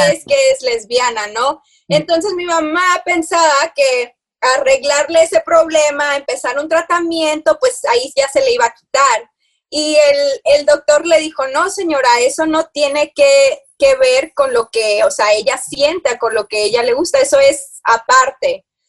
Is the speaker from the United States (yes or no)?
yes; Houston, Texas, United States; also born or lived in Monterrey, Mexico; yo nací en Monterrey, pero me crié aquí, estoy en Houston, Texas. Entonces, este, tenía seis años, o sea, crecida aquí